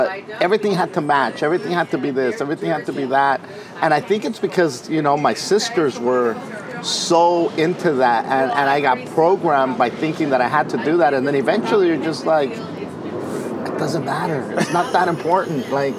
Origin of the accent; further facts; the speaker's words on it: Wilmington, California, United States; Wilmington, California.